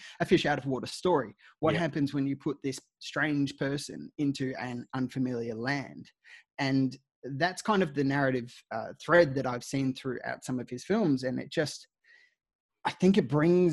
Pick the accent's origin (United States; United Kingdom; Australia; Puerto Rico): Australia